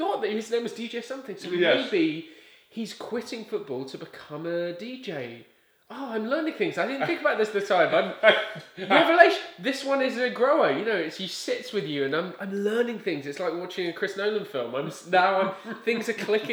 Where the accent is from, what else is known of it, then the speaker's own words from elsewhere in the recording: England, United Kingdom; accent: English; now in United States; I'm from England